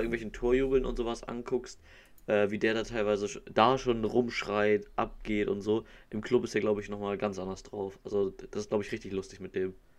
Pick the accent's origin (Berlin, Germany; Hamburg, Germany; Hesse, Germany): Hamburg, Germany; ich komme aus Hamburg, also bin Norddeutscher